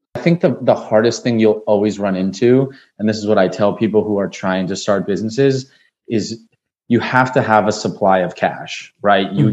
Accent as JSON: {"language": "English", "town": "Nashua", "region": "New Hampshire", "country": "United States", "tie": "born or raised there", "also_born_or_lived": "Washington, D.C.", "moved": "as an adult", "lives_now": "Miami, United States", "said": "born and raised in Nashua, New Hampshire"}